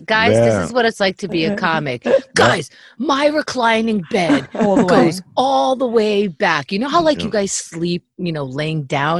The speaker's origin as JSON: {"language": "English", "town": "New York City", "region": "New York", "country": "United States", "tie": "born or raised there", "said": "I lived in Kew Gardens for 1 year and I grew up partially one town over the other way from Kew Gardens."}